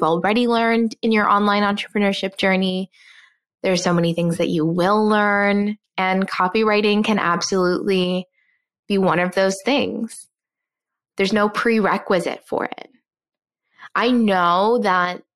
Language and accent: English; Newfoundland and Labrador, Canada; moved away; I was also born and raised in Newfoundland, which if you're not Canadian, it is an island on the east coast of Canada